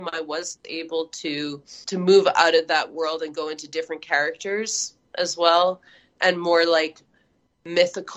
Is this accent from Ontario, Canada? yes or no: no; Montreal, Quebec, Canada; moved away as an adult; now in Manitoba, Canada; I come from Montreal, and I lived there for several decades.